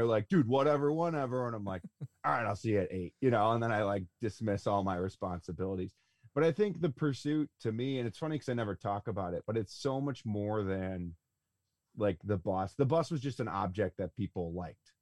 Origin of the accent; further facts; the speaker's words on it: Buffalo, New York, United States; I'm from Buffalo, New York